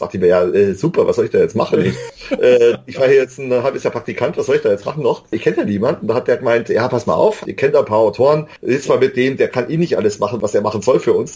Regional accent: Bavaria, Germany; Ich komme vom Land aus Bayern

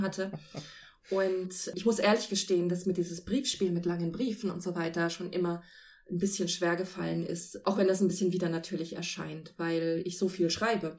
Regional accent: Celle, Lower Saxony, Germany; in Celle, meiner Heimatstadt

